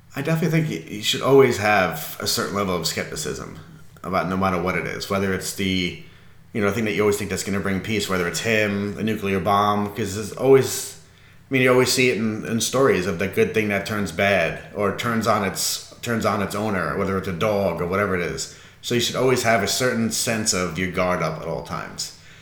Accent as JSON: {"language": "English", "region": "New York", "country": "United States", "said": "being a New Yorker"}